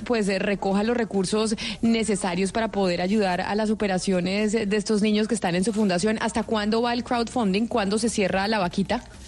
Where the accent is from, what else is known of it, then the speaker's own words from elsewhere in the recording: Colombia; los colombianos